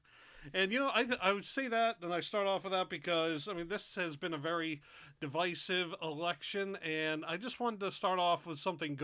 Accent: New England, United States; we're from New England. And up here, you know, there are two factions.

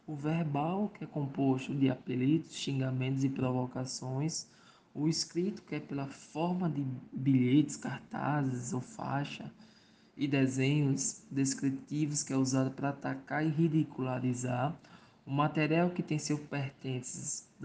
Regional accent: Mossoró, Rio Grande do Norte, Brazil; sou do estado do Rio Grande do Norte, na cidade de Mossoró.

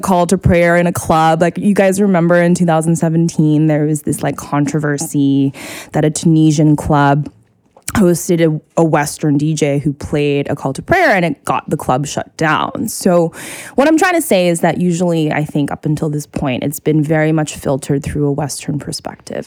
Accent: Singapore; moved away; growing up in Singapore, I would hear you know, like calls to prayer for the mosque all the time

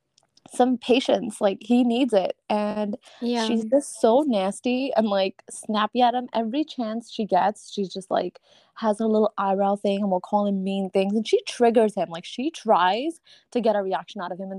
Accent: New York City, New York, United States; moved away as an adult; We grew up together on Staten Island, but now live on opposite sides of the country

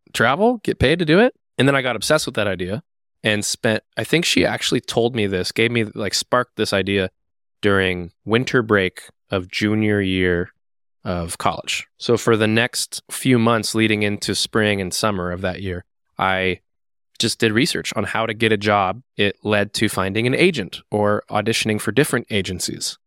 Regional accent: Seattle, Washington, United States; now in Twin Cities, United States; I'm from Seattle.

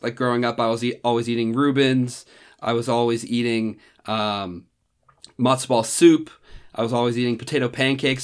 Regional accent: Randolph, New Jersey, United States; moved away as an adult; now in Columbus, United States; I'm originally from Randolph, New Jersey, which is a small town about forty-five minutes outside of New York City

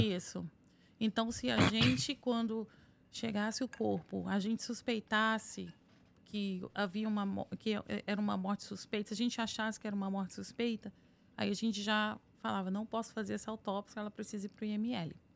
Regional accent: Vitória, Espírito Santo, Brazil; moved away as an adult; also born or lived in São Paulo, Brazil / North Carolina, United States; now in United States; nasci em Vitória, fiz faculdade na Universidade Federal do Espírito Santo

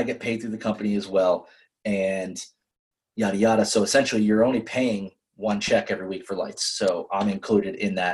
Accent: New Hampshire, United States; I'm from New Hampshire

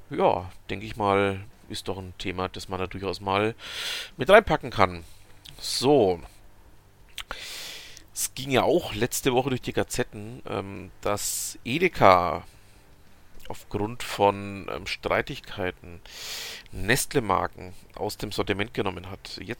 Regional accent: Bavaria, Germany; Ihr habt es ja schon mitbekommen, ähm, ich als Franke ähm, habe ein gewisses Problem mit den Bayern.

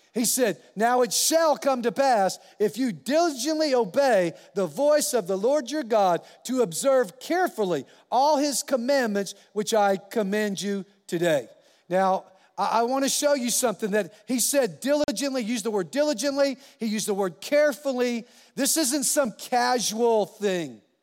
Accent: California, United States; now in New Mexico, United States; I'm a Californian. I, by birth, and, uh, a New Mexican by choice, because this is my home state. But I was born in California.

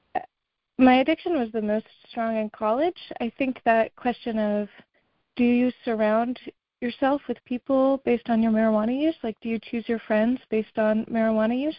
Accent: Massachusetts, United States; I'm from Massachusetts

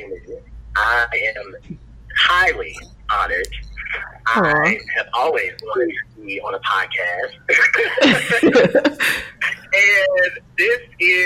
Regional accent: Chicago, Illinois, United States; born and raised in Chicago, African-American

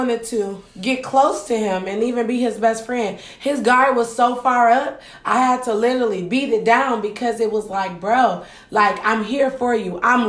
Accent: Ann Arbor, Michigan, United States; I'm from Ann Arbor.

